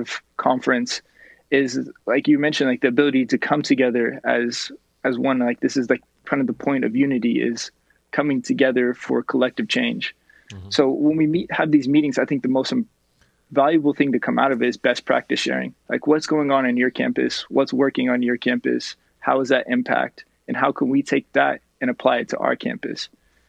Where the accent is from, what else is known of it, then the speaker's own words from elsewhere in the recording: just outside of Sacramento, California, United States; moved away as an adult; also born or lived in Los Angeles, California; I'm from just outside of Sacramento, is my hometown in California.